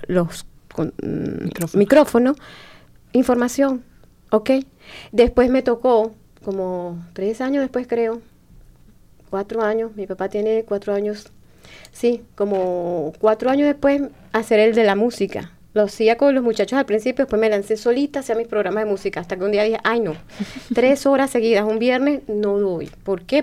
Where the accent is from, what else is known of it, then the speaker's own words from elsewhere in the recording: Venezuela; moved away as an adult; now in Bloomington, United States; yo digo, de Venezuela